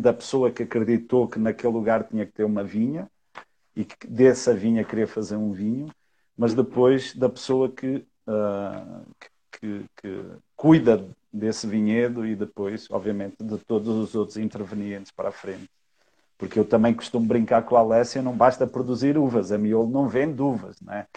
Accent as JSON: {"language": "Portuguese", "country": "Portugal", "moved": "yes", "lives_now": "Brazil", "said": "eu sou português, eu não sou daqui"}